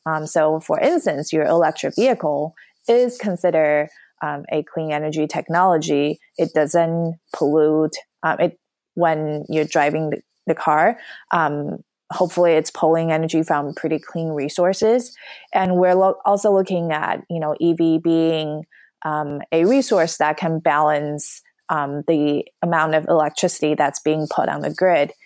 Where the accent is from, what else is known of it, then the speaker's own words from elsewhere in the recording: New York, United States; moved away as an adult; also born or lived in Los Angeles / San Francisco Bay Area; now in San Francisco, United States; I'm from New York